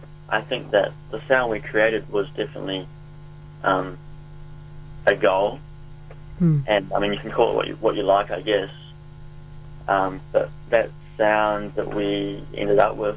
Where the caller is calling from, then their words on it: Wellington, New Zealand; In Wellington.